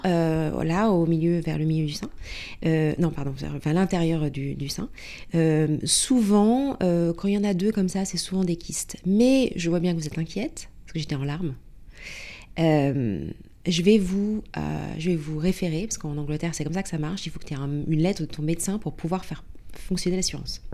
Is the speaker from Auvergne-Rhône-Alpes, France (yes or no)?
no; Paris, Île-de-France, France; moved away as an adult; now in London, United Kingdom; à la base, je suis parisienne